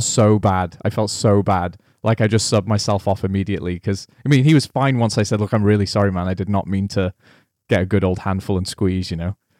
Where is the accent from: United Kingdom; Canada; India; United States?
United Kingdom; Wales; I'm Welsh